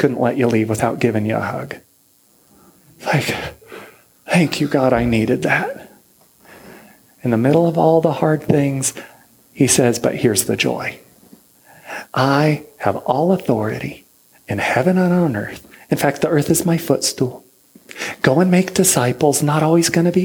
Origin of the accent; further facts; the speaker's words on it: United States; moved away as an adult; now in Niš, Serbia; I'm an American. I was raised here